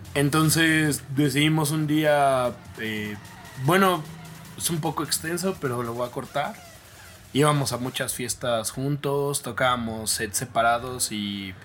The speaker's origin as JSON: {"language": "Spanish", "region": "Mexico City", "country": "Mexico", "tie": "born or raised there", "said": "igual soy oriundo de la Ciudad de México"}